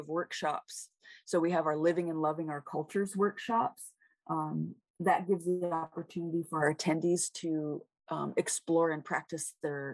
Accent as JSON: {"language": "English", "town": "Seattle", "region": "Washington", "country": "United States", "tie": "born or raised there", "also_born_or_lived": "Metlakatla, Alaska / Kake, Alaska", "moved": "yes", "lives_now": "Anchorage, United States", "said": "I was raised in Seattle, Washington"}